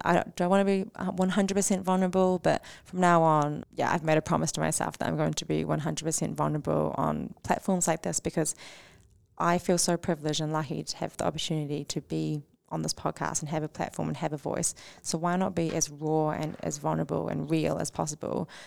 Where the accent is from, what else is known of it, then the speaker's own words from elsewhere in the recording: New Zealand; as Kiwi-, Kiwis